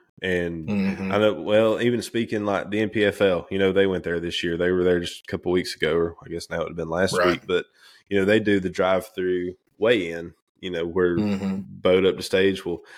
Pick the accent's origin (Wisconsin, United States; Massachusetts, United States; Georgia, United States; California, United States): Georgia, United States; Lake Lanier; I grew up running around on Lanier